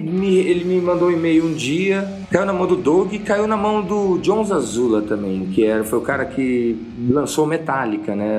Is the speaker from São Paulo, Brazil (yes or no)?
yes; São José do Rio Preto, São Paulo, Brazil; moved away as an adult; also born or lived in Cesário Lange / Italy / London; foi quando logo eu saí de São José do Preto e foi, né, meus pais mudaram para perto de Sorocaba ali, no interior de uma cidade chamada Cesário Lange